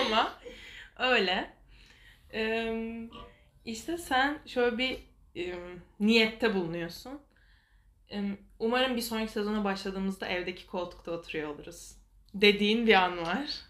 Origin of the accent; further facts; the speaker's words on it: Istanbul, Turkey; also born or lived in Kartal, Istanbul; ben Fikirtepe Mahallesi'nde büyüdüm.